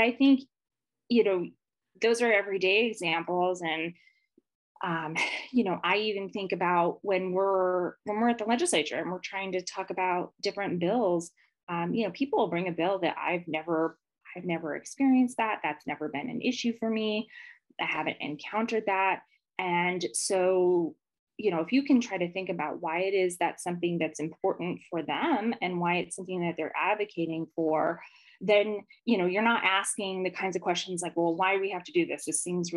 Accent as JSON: {"language": "English", "town": "Las Vegas", "region": "Nevada", "country": "United States", "tie": "born or raised there", "said": "I grew up here in Vegas."}